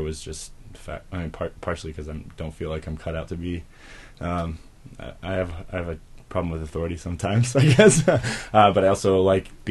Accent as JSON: {"language": "English", "town": "Denver", "region": "Colorado", "country": "United States", "tie": "born or raised there", "said": "I grew up in the Denver area."}